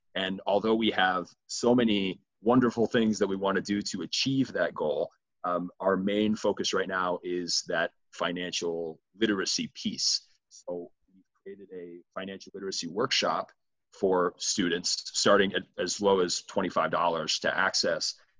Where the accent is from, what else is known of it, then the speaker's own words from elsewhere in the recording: Midwest, United States; I'm from the Midwest